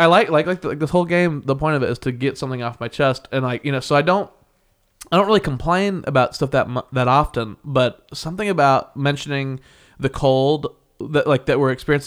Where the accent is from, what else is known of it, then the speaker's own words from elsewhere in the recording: Midwest, United States; I grew up in the Midwest. I did the best thing possible for me and moved to where it would be sunny and warm.